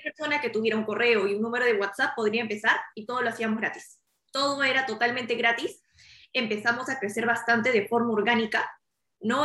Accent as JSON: {"language": "Spanish", "region": "Lima", "country": "Peru", "tie": "born or raised there", "moved": "yes", "lives_now": "Miami, United States", "said": "yo soy originaria de Perú, yo nací en Lima"}